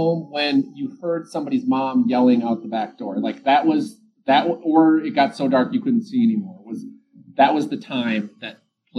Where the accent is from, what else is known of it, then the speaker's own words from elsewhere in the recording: Richfield, Minnesota, United States; Richfield, Minnesota. So it's a suburb of Minneapolis. And it was your typical working class, same, very similar, I think, upbringing. It was, you know, cookie cutter type homes